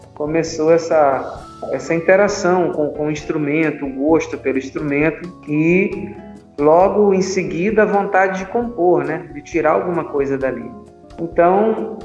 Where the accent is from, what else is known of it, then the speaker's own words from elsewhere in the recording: Caxias, Maranhão, Brazil; eu sou maranhense, nasci na cidade de Caxias, no Maranhão